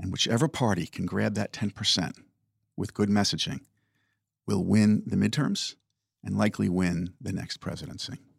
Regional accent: Oyster Bay, New York, United States; my own independent bookstore in my hometown of Oyster Bay

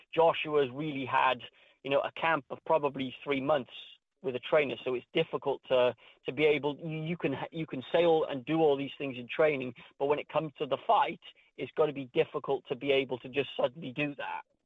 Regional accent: Wales, United Kingdom; my home country, Wales

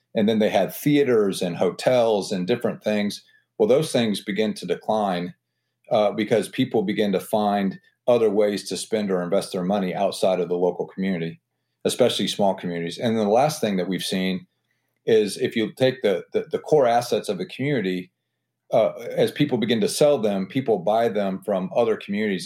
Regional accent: Butler, Indiana, United States; also born or lived in Auburn, Indiana / Hillsdale, Michigan / Washington, D.C. / Los Angeles; I'm from Butler, Indiana. I grew up in a town of about twenty-five hundred people

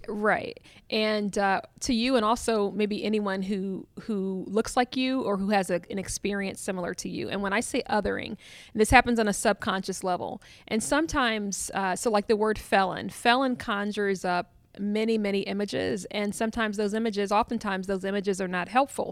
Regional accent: Columbus, Ohio, United States; I'm from Columbus, Ohio

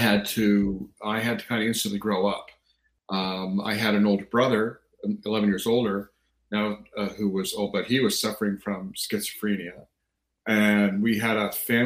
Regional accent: Canada; I am Canadian. I've lived in Canada since I was 3 years old

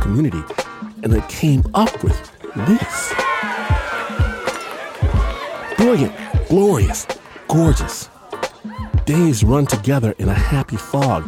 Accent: United States; being American

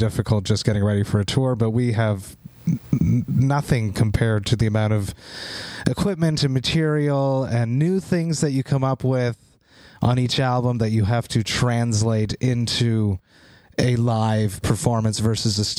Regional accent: Montreal, Quebec, Canada; my hometown, Montreal

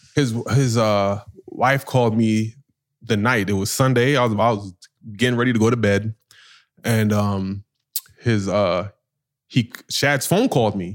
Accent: New York, United States; I'm from New York

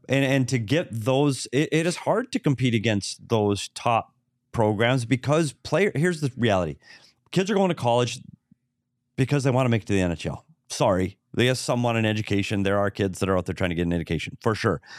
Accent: Bemidji, Minnesota, United States; my hometown, Bemidji State Beavers

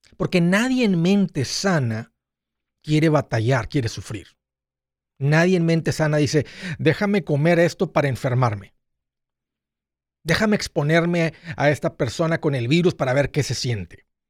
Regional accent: Matamoros, Tamaulipas, Mexico; also born or lived in South Padre Island, Texas; yo, crecí en Matamoros, en la playa Bagdad, y luego del lado americano en South Padre Island

